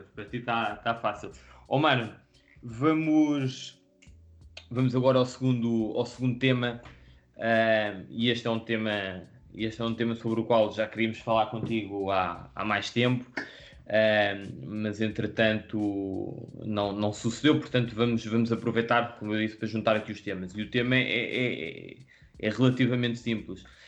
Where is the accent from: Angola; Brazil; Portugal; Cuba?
Portugal; Lisbon; nós somos cá de Lisboa